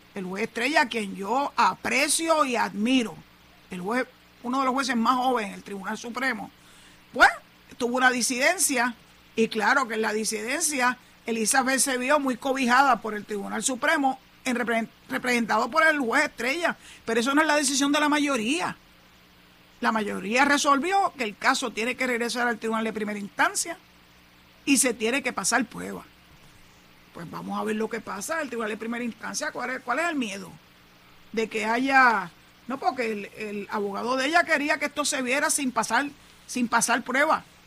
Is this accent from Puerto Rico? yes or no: yes; Puerto Rico; Somos ciudadanos puertorriqueños